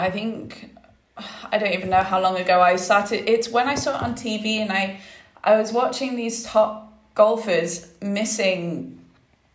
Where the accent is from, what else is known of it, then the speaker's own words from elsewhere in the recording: Spain; growing up in Spain, you're on golf courses all the time